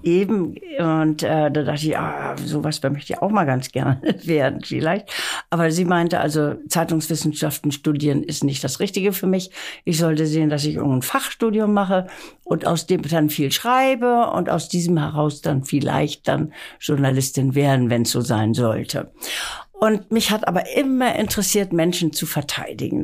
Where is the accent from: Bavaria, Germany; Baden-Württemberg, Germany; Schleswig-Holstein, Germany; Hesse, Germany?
Schleswig-Holstein, Germany; Lübeck; now in Hamburg, Germany; ich bin in Lübeck aufgewachsen